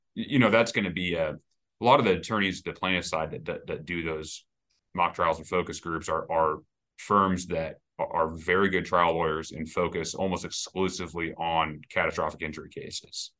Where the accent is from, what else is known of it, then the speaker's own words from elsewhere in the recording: Kansas City, United States; moved away as an adult; now in Saint Louis, United States; I'm from Kansas City originally, and I actually practiced law there for, for six years before I moved to Saint Louis